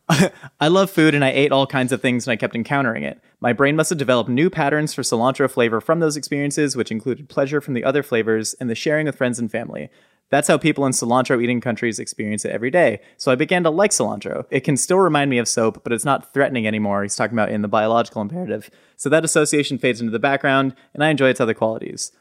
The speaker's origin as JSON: {"language": "English", "region": "Southern California", "country": "United States", "tie": "born or raised there", "said": "growing up in Southern California"}